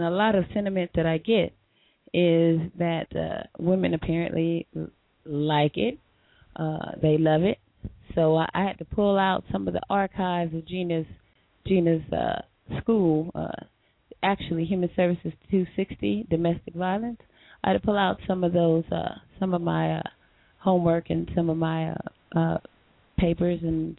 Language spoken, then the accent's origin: English; Bridgeport, Connecticut, United States; Well, I'm from Connecticut, Bridgeport, representing here.